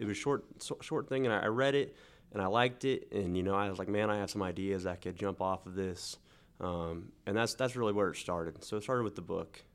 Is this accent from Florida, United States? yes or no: no; Newton, Kansas, United States; moved away as an adult; now in Wichita, United States; I was born and raised in Newton, Kansas